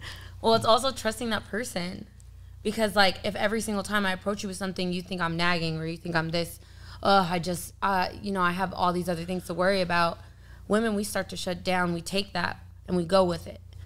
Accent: San Diego, California, United States; I was born and raised in San Diego.

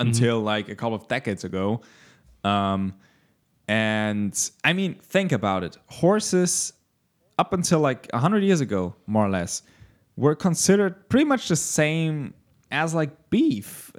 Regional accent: Germany; As a German

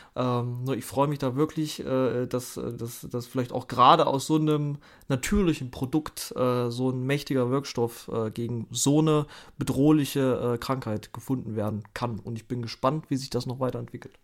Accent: Thuringia, Germany; ich komme ja aus Thüringen

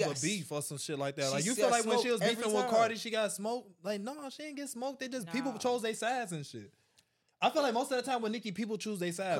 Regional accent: Chicago, Illinois, United States; I'm from Chicago.

